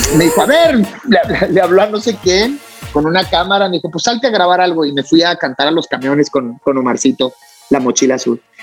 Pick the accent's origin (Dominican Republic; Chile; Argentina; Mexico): Mexico; Chihuahua; moved away as an adult; now in Mexico City, Mexico; regresarme a Chihuahua